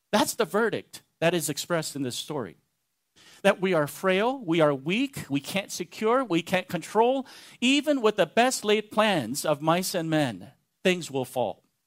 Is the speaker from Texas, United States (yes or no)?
yes; Texas, United States; I'm a Texan